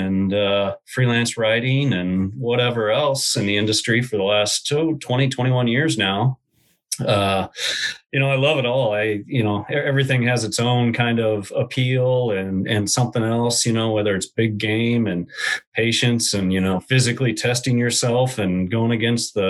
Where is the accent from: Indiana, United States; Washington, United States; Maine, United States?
Washington, United States; I grew up here in Washington State